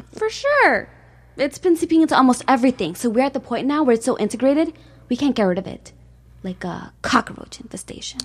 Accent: Chicago, Illinois, United States; grew up in Chicago

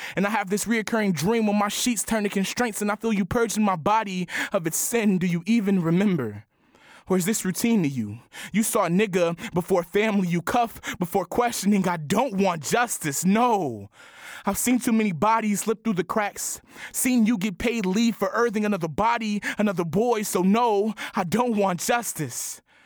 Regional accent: Chicago, Illinois, United States; I'm from the Chatham neighborhood.

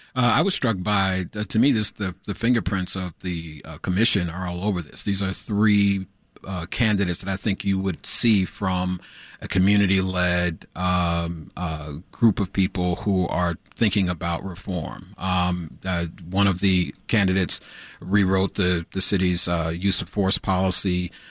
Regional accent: Chicago, Illinois, United States; growing up in Chicago

